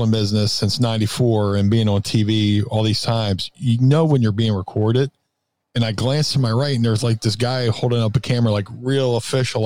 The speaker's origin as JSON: {"language": "English", "town": "Philadelphia", "region": "Pennsylvania", "country": "United States", "tie": "born or raised there", "said": "my hometown"}